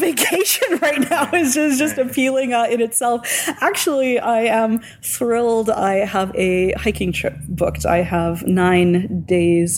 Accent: Hamiota, Manitoba, Canada; also born or lived in Saskatoon, Saskatchewan; now in Prince Albert, Canada; My hometown was under a uh, tornado watch, born and raised in Hamiota, Manitoba

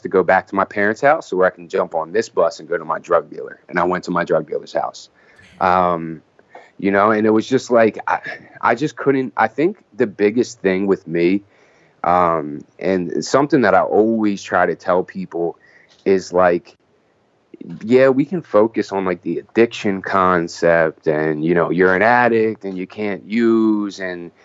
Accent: Wilmington, Delaware, United States; moved away; I grew up in Wilmington, Delaware, which is like 20 minutes south of Philly

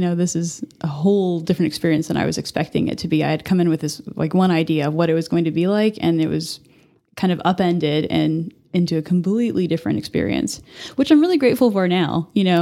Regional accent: Albuquerque, New Mexico, United States; moved away as an adult; now in Amarillo, United States; I was actually born and raised in Albuquerque in New Mexico

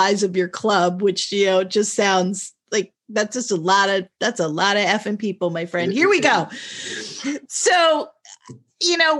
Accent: San Diego, California, United States; I was born in La Jolla, which is right outside of San Diego

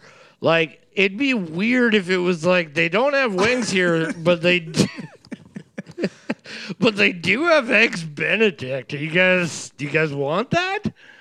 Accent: North Bay, Ontario, Canada; I'm from North Bay. I'm from Ontario.

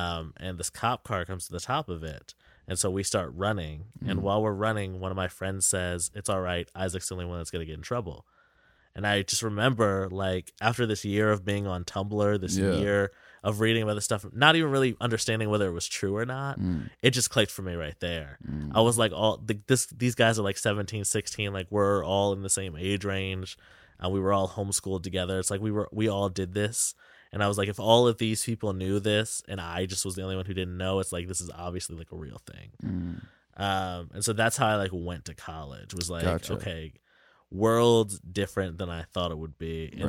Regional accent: Lancaster, Pennsylvania, United States; I grew up in Lancaster.

